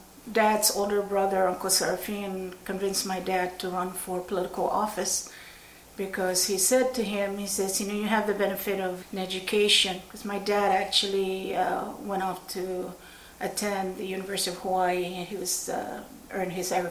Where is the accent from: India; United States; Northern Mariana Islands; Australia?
Northern Mariana Islands; Saipan; also born or lived in Agrihan; I was born on Agrigan, which is the island north of Poggin. And we lived there until I was about four. And at that time, in the mid-60s, my dad, who was running the agriculture program for the Marianas, moved us to Saipan.